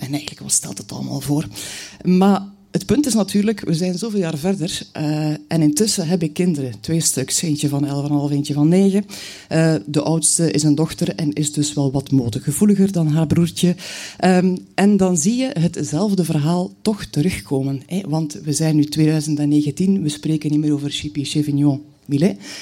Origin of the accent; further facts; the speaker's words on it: Knokke, Flanders, Belgium; also born or lived in Bruges; ik ben geboren in Brugge, ik woon er nog steeds. Maar eigenlijk heb ik mijn jeugd doorgebracht aan zee. Mijn moeder was van Knokke